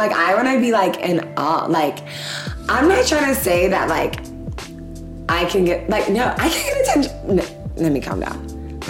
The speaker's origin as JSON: {"language": "English", "country": "Ghana", "said": "as a Ghanaian woman"}